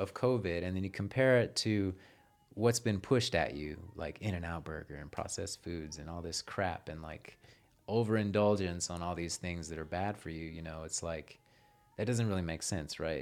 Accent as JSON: {"language": "English", "town": "Houston", "region": "Texas", "country": "United States", "said": "Originally from Houston"}